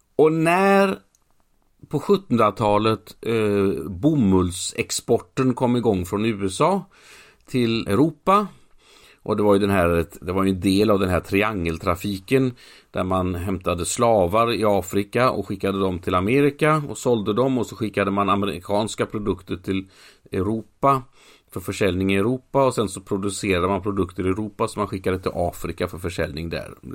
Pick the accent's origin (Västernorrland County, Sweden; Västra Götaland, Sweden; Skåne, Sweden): Västra Götaland, Sweden; Mölnlycke; Mölnlycke där jag är uppvuxen